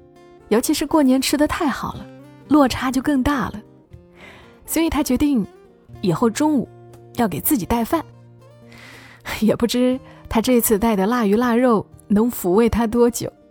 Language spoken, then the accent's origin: Chinese; Hunan, China; 我是湖南人，进门换一身棉睡衣，喝一杯热乎乎的芝麻豆子茶，再煮一碗甜酒糍粑，落胃为安后，这个年就算正式开启了。